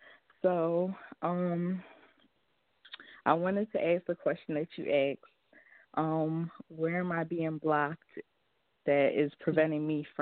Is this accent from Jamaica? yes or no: yes; Jamaica; now in Philadelphia, United States; I was born in Jamaica, but I'm here in the States